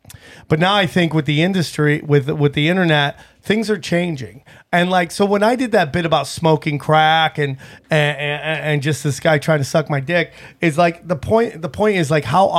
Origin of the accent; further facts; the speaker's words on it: Upstate New York, United States; also born or lived in Las Vegas; now in Los Angeles, United States; Upstate New York, and I lived in Vegas for 5 or 6 years.